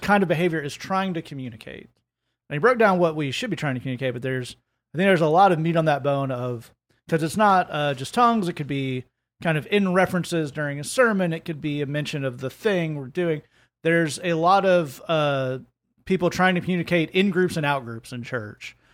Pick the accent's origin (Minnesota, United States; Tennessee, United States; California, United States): Tennessee, United States; Oak Ridge; Lee and I grew up in Oak Ridge